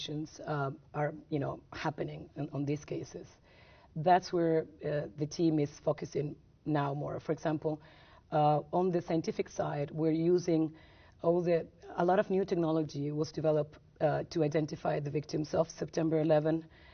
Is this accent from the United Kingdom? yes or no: no; Argentina; when I grew up in Argentina under a dictatorship